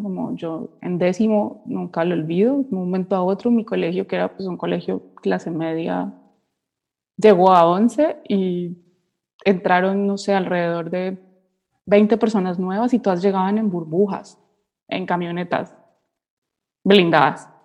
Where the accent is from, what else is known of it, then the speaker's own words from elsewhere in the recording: Cali, Valle del Cauca, Colombia; moved away as an adult; now in Germany; soy de Cali, estoy en Alemania hace dos años